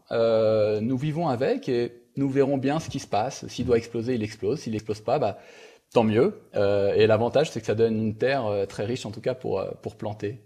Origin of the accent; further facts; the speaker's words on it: Brittany, France; now in Ecuador; je suis breton d'origine